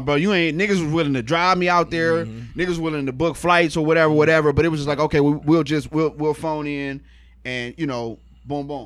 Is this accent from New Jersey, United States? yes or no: no; Cleveland, Ohio, United States; they know I'm from Cleveland, so they're like, man, you got like a Midwest flow